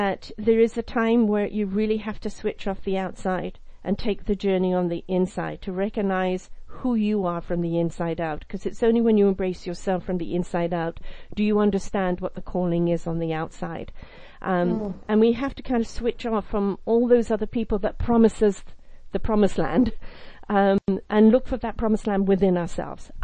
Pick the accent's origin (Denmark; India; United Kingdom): United Kingdom; I'm British.